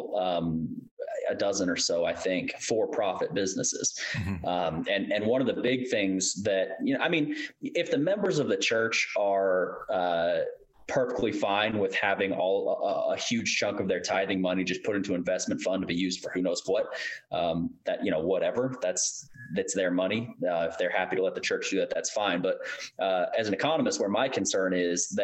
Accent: Kentucky, United States; I grew up in Kentucky

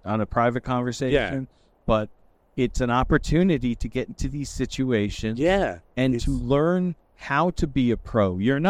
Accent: Port Jefferson Station, New York, United States; I'm from Port Jeff Station.

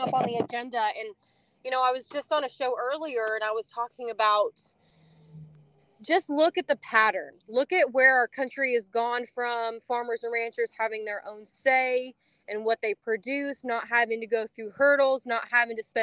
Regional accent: California, United States; moved away as an adult; now in Tennessee, United States; I came from California. Originally, we farmed over 80 years there

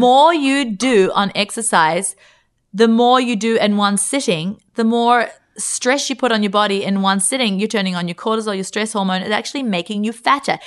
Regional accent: Australia; we're from Australia

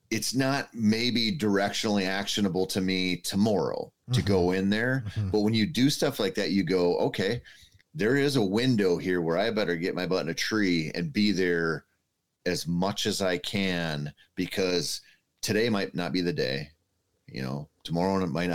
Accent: Minnesota, United States; I think that's just growing up in Minnesota and not hunting the rut.

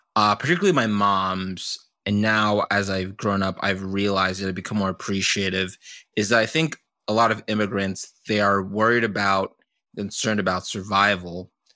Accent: Doylestown, Pennsylvania, United States; moved away; I grew up in the suburbs of Pennsylvania, this small town called, uh, Doylestown

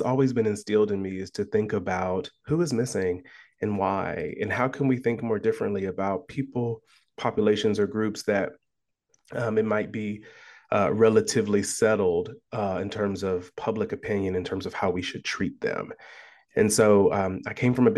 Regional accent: Columbus, Ohio, United States; moved away as an adult; now in Iowa, United States; I was born and raised in Columbus, Ohio

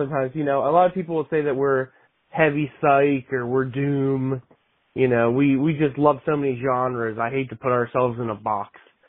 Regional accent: Atlantic City, New Jersey, United States; we are from Atlantic City area, New Jersey.

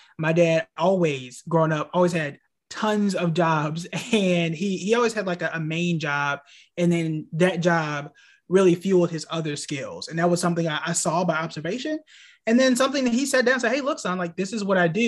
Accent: Tulsa, Oklahoma, United States; moved away as an adult; also born or lived in Hampton, Virginia; now in North Carolina, United States; born and raised in the heart of Black Wall Street, Tulsa, Oklahoma. I spent really my entire life up until college there

